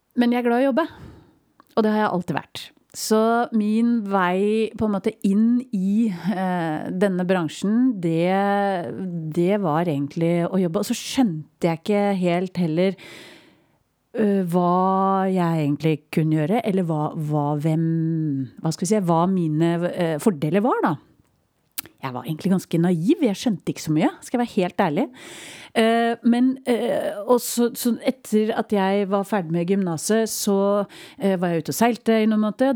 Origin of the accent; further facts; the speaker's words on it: Ramnes, Vestfold, Norway; Når jeg vokste opp, et veldig lite sted som heter Ramnes. En lita bygd eh, inn i landet for Tønsberg.